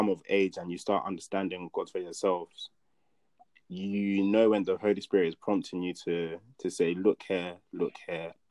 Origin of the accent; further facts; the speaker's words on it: Nigeria; I can only speak on the Nigerian church because I'm Nigerian and that's what I've experienced